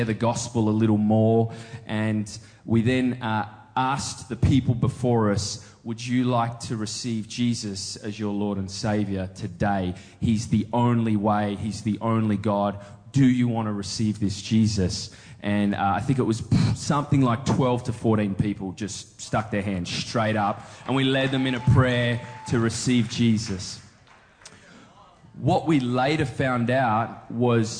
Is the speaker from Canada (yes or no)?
no; Australia; I'm from Australia